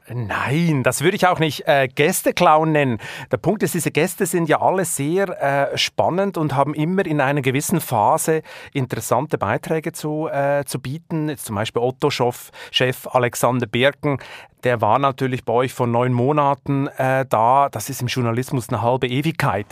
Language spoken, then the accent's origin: German; Switzerland; accent: Swiss German; now in Germany; ich komme nun mal aus der Schweiz